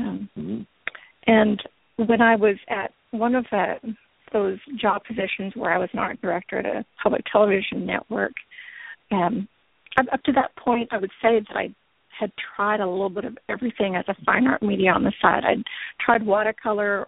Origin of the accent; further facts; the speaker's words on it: Canada; moved away as an adult; now in Oklahoma City, United States; I grew up in Canada